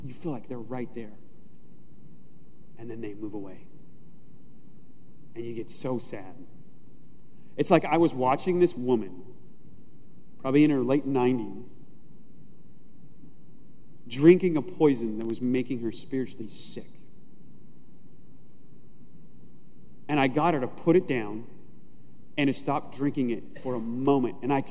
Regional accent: United States; I'm an American Christian

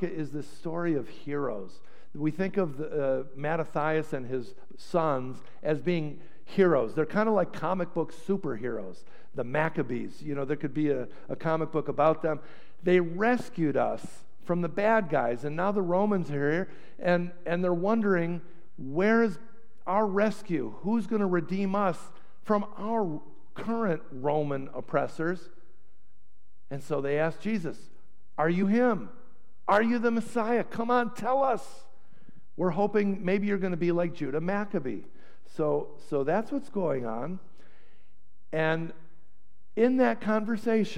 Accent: Chicago, Illinois, United States; moved away as an adult; also born or lived in Potomac, Maryland; I'm from Chicago

